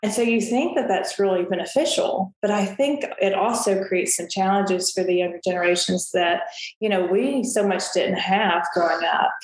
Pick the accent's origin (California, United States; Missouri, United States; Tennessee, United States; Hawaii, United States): Tennessee, United States; Murfreesboro; Middle Tennessee State University is the largest university um, in the state of Tennessee but it's also in my hometown